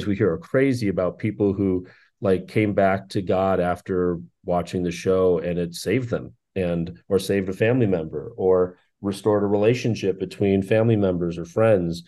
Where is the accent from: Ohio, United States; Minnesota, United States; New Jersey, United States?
Minnesota, United States; moved away as an adult; now in Los Angeles, United States; Born and raised in Minnesota, I left there at the age of 27 to come to Los Angeles